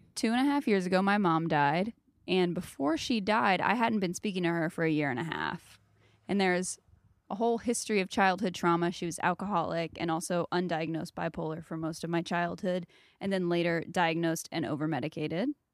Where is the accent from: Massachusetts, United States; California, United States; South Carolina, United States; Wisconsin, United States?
South Carolina, United States; moved away; I grew up in South Carolina